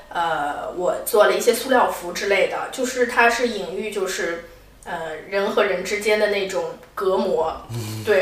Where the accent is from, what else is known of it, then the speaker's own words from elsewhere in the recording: Shanghai, China; moved away as an adult; also born or lived in Kuala Lumpur, Malaysia; now in London, United Kingdom; 因为我是来自上海嘛